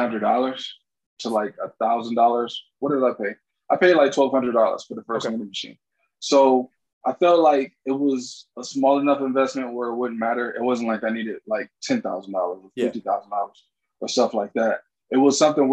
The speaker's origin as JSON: {"language": "English", "town": "Detroit", "region": "Michigan", "country": "United States", "tie": "born or raised there", "said": "I'm from Detroit. I'm 34. Born and raised in Detroit"}